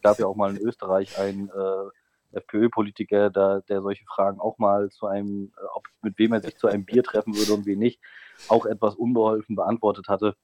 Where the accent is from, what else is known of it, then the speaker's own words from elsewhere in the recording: Mecklenburg-Vorpommern, Germany; now in Thuringia, Germany; in meinem Heimatbundesland Mecklenburg-Vorpommern